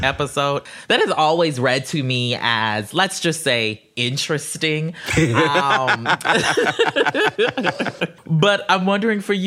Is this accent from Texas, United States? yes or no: no; South Carolina, United States; moved away; also born or lived in Atlanta; I'm from South Carolina originally